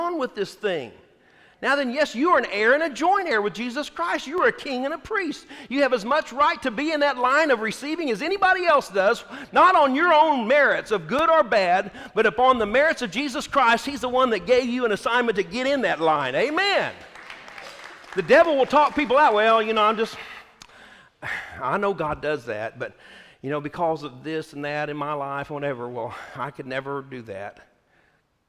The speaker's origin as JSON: {"language": "English", "region": "Texas", "country": "United States", "said": "I'm from Texas"}